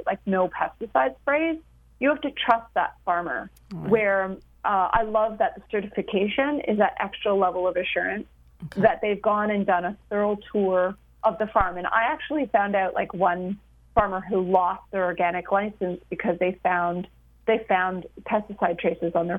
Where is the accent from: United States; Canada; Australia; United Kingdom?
Canada; I'm a Canadian